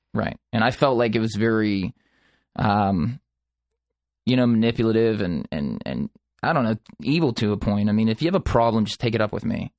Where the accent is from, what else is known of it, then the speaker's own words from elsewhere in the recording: Dormont, Pennsylvania, United States; I grew up in Pittsburgh in a small town called Dormont, and I'm, I, I still reside in Pittsburgh